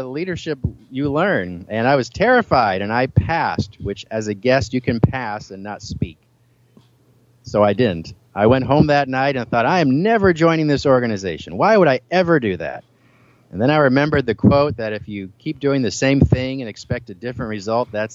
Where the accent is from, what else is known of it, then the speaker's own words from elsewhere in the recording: Milwaukie, Oregon, United States; I grew up in Milwaukee, Oregon, which is a suburb of Portland, Oregon